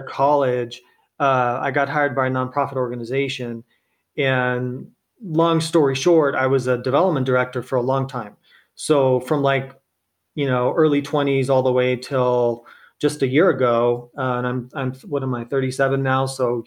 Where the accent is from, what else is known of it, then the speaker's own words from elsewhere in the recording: Temecula, California, United States; I am a California native. So I grew up in Southern California, kind of outside of a town called Temecula